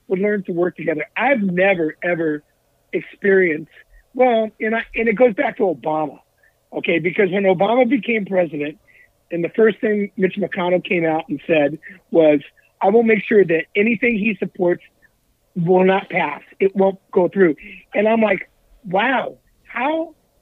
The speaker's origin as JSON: {"language": "English", "region": "Southern California", "country": "United States", "tie": "born or raised there", "said": "I grew up in Southern California"}